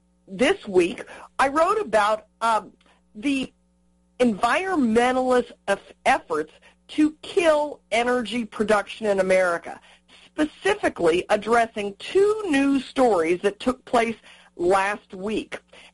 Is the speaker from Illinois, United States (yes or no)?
no; New Mexico, United States; Now, in New Mexico, my home state of New Mexico, we have a case where we have a company that wants to come in and drill an exploration well.